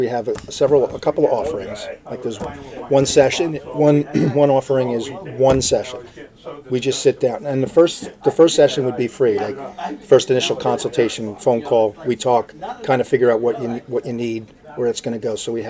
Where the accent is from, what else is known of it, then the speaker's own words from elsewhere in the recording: Hawthorne, United States; So I'm from Hawthorne.